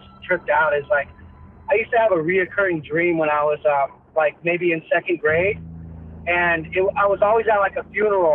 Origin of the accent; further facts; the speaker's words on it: San Diego, California, United States; from San Diego, right here in California